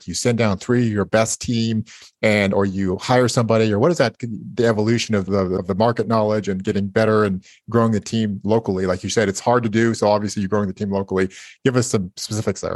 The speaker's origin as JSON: {"language": "English", "town": "Napa", "region": "California", "country": "United States", "tie": "born or raised there", "said": "I was born in Napa"}